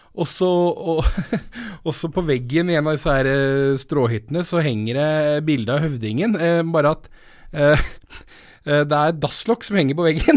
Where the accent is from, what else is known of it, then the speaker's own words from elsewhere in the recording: Telemark, Norway; vi er fra Telemark